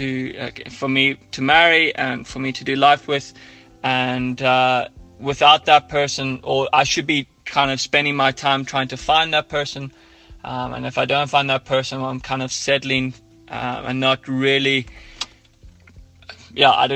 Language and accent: English; Ireland; accent: Irish; now in Johannesburg, South Africa; my Irish accent